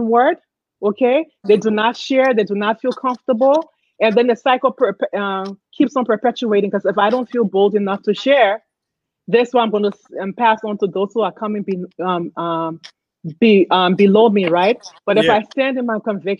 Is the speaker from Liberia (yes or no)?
yes; Liberia; moved away; I grew up in Liberia